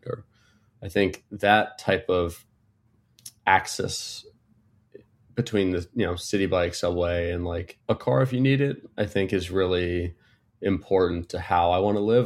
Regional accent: Connecticut, United States; moved away as an adult; also born or lived in Cyprus / London; now in New York City, United States; I was born in New York City and grew up for the most part in Connecticut, an hour from the city

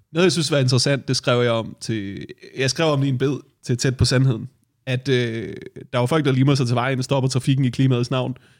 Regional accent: Værløse, Capital Region of Denmark, Denmark; jeg voksede op i Værløs, jeg voksede op lige uden for København

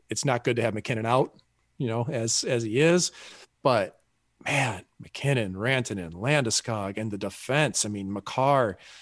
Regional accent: St. Louis, Missouri, United States; us Yanks like me from St. Louis

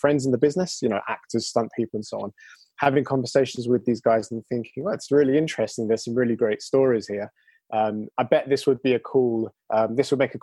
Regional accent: London, United Kingdom; I'm from London. I live actually now just outside London, But I'm from London originally

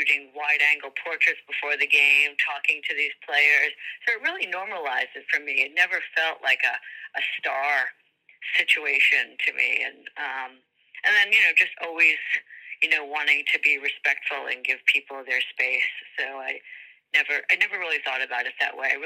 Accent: New York, United States; We grew up in New York

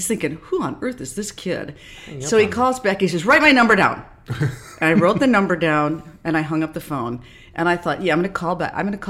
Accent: Minnesota, United States; moved away as an adult; also born or lived in Cedar Rapids, Iowa; now in New York, United States; I grew up in Minnesota, tiny little town.

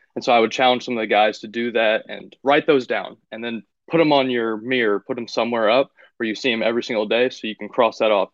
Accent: Findlay, Ohio, United States; moved away; also born or lived in Kentucky; my hometown in Findlay, Ohio.

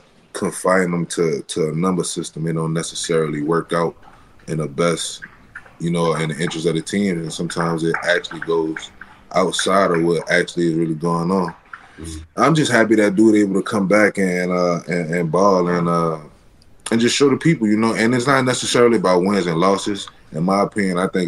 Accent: New Orleans, Louisiana, United States; I'm from New Orleans.

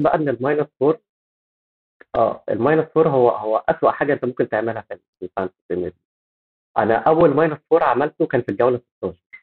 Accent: Egypt; احنا عندنا في مصر

